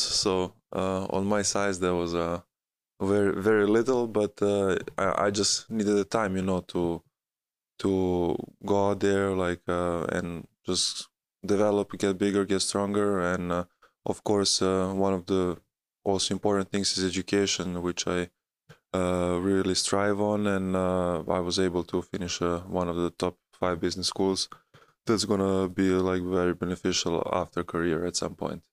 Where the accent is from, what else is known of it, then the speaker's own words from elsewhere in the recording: Belgrade, Serbia; moved away; also born or lived in United States; my hometown